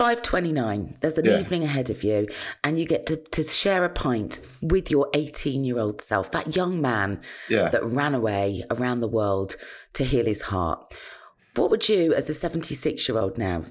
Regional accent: Cheltenham, South West England, United Kingdom; I'm from Cheltenham in Gloucestershire

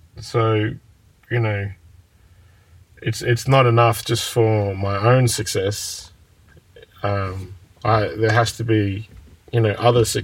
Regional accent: Shepparton, Victoria, Australia; I'm sitting outside of my childhood house right now, and I'm looking at the primary school down the street in which I loathe to go every morning

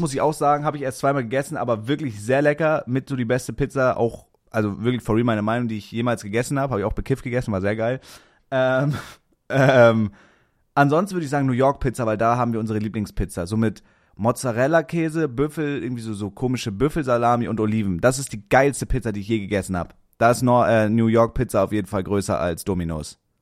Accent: Kiel, Schleswig-Holstein, Germany; moved away; Wenn man halt aus Kiel kommt

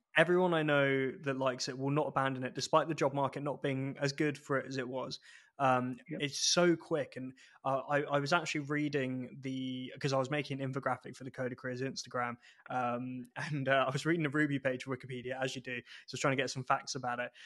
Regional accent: England, United Kingdom; moved away as an adult; now in Edinburgh, United Kingdom; I spent so long down south, uh, basically from childhood, that uh, it's weird for me being in Edinburgh with it technically being home

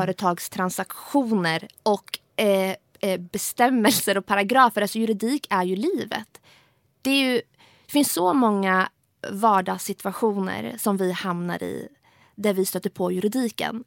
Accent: Sweden; jag kom till Sverige som flyktingbarn och växte upp i ett socioekonomiskt väldigt utsatt

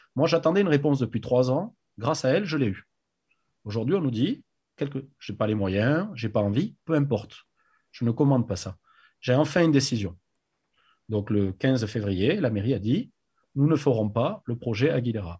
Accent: Agen, Nouvelle-Aquitaine, France; moved away as an adult; also born or lived in New Zealand / United States / Biarritz; je suis né à Agen, j'ai grandi là-bas jusqu'à mes 20 ans

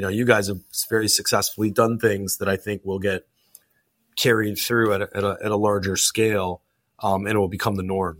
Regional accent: Canada; I'm Canadian.

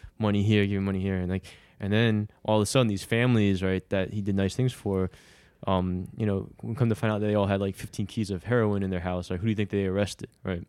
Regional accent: Brooklyn, New York, United States; when we were growing up in Bergen, in Bath Beach over by Bergen

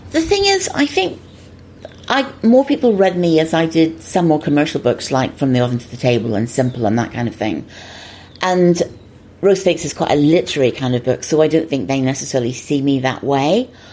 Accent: Northern Ireland, United Kingdom; moved away; I didn't grow up in an, an, easy time there. I mean, I wasn't in Belfast, I was about 50 miles north of Belfast

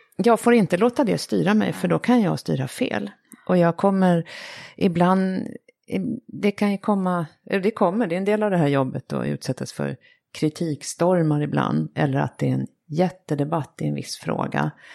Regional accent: Sweden; som svensk

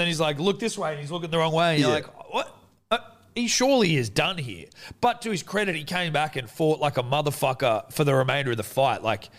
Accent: Australia; obviously we're biased Australian to Australian

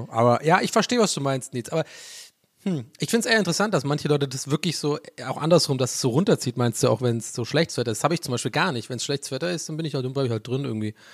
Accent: Southern Germany, Germany; moved away; Ich komme ja aus dem Süden

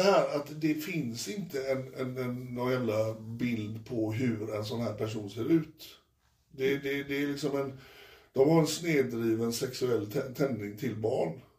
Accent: Frölunda, Västra Götaland, Sweden; jag kommer från Frölunda och Frölunda är mitt lag

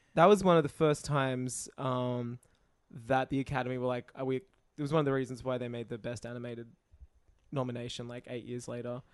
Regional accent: Australia; accent: Australian; "Oh, you're, uh, you're Australian?" 'Cause of my accent. I was like, "Yeah."

